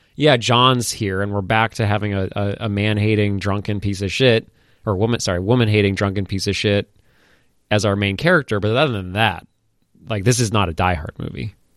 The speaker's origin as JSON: {"language": "English", "region": "Maine", "country": "United States", "said": "I'm from Maine."}